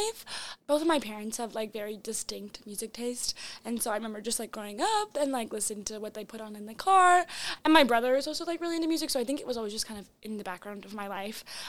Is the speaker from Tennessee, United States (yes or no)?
no; North Dakota, United States; moved away; originally I'm from North Dakota